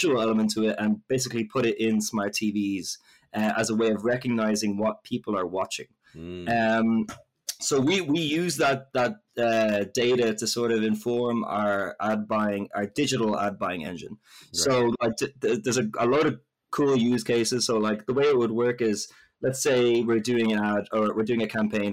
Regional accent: Ireland; So I'm Irish

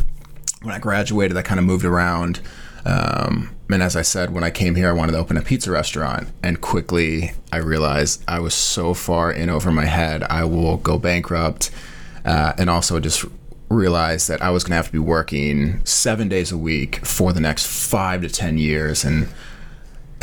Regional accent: Chicago, Illinois, United States; moved away as an adult; now in Charleston, United States; I'm from Chicago, Illinois. So actually, like, I'm born and raised like 30 minutes outside of the city

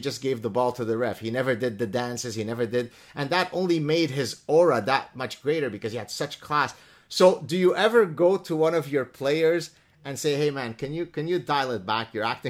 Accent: Canada; Not because he's Canadian and I'm Canadian.

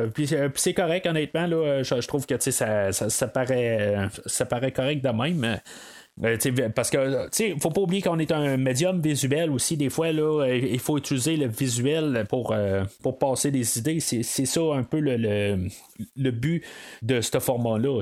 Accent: Canada; en tant que Canadien

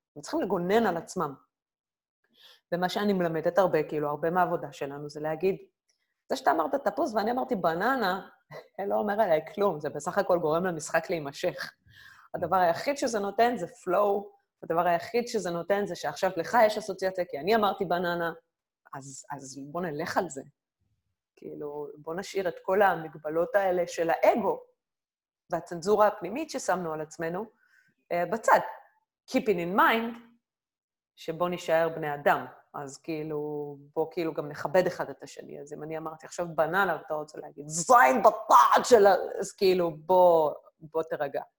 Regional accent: Israel; moved away as an adult; now in Berlin, Germany; אני ישראלית, אני, אני גאה בישראליות שלי

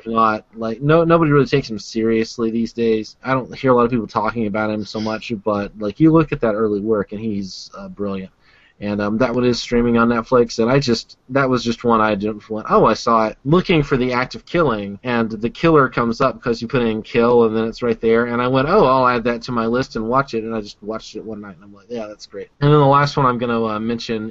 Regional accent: the American South, United States; I'm from the American South

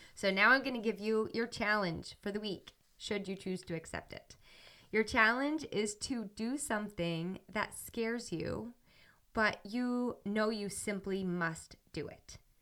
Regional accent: New Hampshire, United States; moved away as an adult; also born or lived in Ohio; I'm from New Hampshire, and I went to school in Ohio.

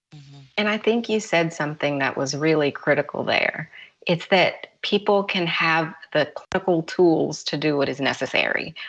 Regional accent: Louisiana, United States; now in Georgia, United States; I'm from Louisiana, and I have a house in Louisiana, but I also have a house in Georgia

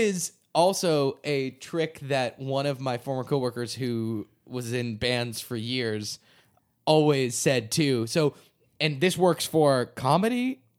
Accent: New England, United States; I mean, I'm from New England. And I'm a Patriots fan.

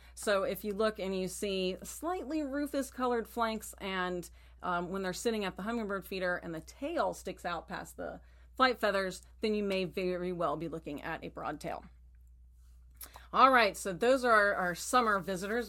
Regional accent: Texas, United States; moved away; I grew up in Texas

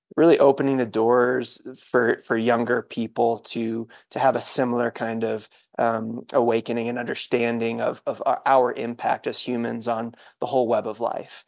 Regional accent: New England, United States; I grew up in New England

